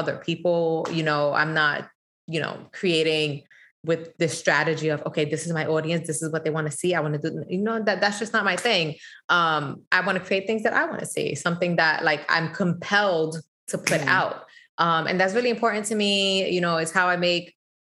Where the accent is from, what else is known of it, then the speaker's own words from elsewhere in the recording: New York City, New York, United States; I was born and raised in the Bronx